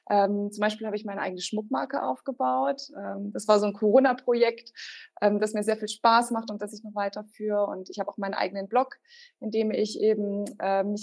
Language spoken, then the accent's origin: German; Bavaria, Germany; now in Regensburg, Germany; Also nein, ich bin nicht in Regensburg aufgewachsen. Ich bin in der Nähe von Rosenheim aufgewachsen. Das ist eher so im Süden, Richtung Alpen.